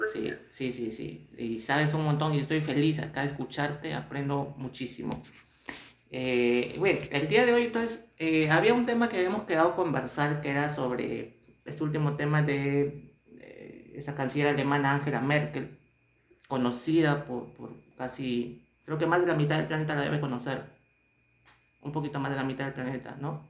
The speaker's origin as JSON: {"language": "Spanish", "country": "Peru", "said": "estamos acá pues este en eh, nuestro Perú"}